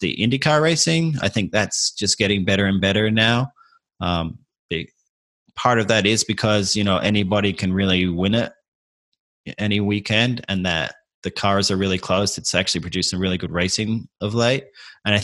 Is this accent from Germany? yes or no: no; Adelaide, South Australia, Australia; moved away as an adult; now in United States; I grew up in Adelaide